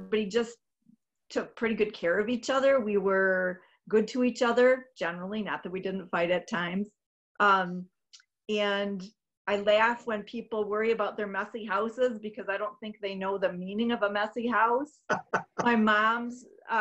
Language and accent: English; Saginaw, Michigan, United States; now in Grand Rapids, United States; I am the oldest of 9 children from Saginaw, Michigan